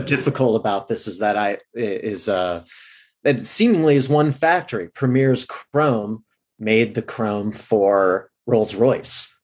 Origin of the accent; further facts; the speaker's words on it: Midwest, United States; now in Los Angeles, United States; I'm from the Midwest in LA now.